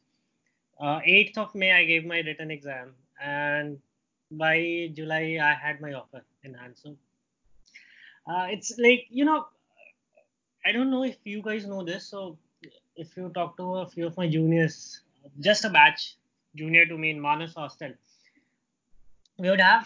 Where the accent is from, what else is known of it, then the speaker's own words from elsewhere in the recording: Ranchi, Jharkhand, India; moved away as an adult; also born or lived in Bangalore; Ranchi, which is my hometown